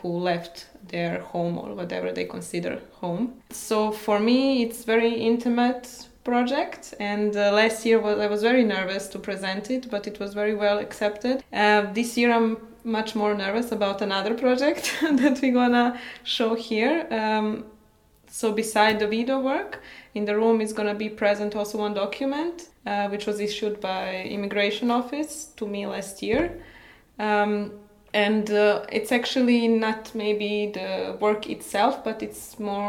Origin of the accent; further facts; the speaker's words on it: Bosnia & Herzegovina; moved away as an adult; now in Berlin, Germany; I'm from Bosnia, by the way, and I moved to Berlin 3 years ago.